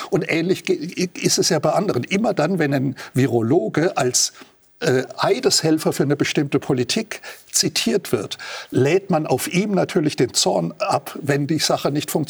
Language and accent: German; Germany; weil zumindest bei uns in Deutschland einige der führenden Experten mittlerweile Medienstars sind